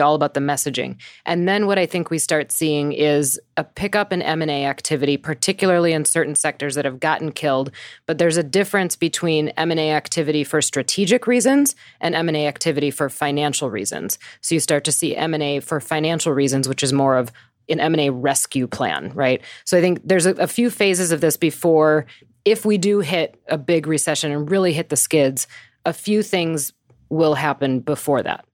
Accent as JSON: {"language": "English", "region": "Wisconsin", "country": "United States", "tie": "born or raised there", "moved": "yes", "lives_now": "New York City, United States", "said": "I grew up in Wisconsin. I am always through and through a Midwest girl"}